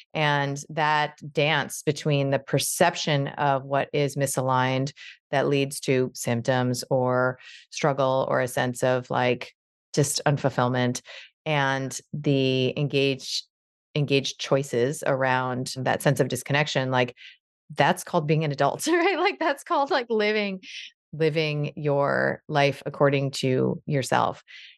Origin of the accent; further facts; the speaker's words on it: New York, United States; You know, I'm a New Yorker, I'm a doctor, I'm a liberal, I'm a this